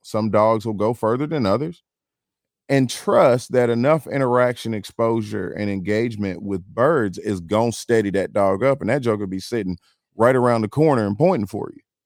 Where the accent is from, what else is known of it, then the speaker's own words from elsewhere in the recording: Atlanta, Georgia, United States; I'm from Atlanta, Georgia